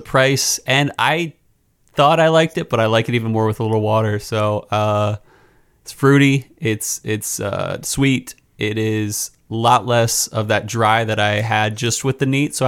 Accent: Philadelphia, Pennsylvania, United States; as a Philadelphian

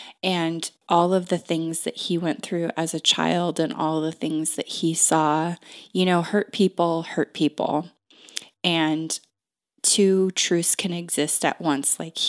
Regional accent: Pacific Northwest, United States; I am from the Northwest. I've been here most of my entire life.

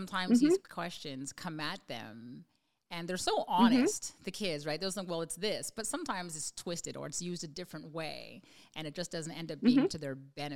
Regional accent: Montreal, Quebec, Canada; I'm from Montreal, Canada

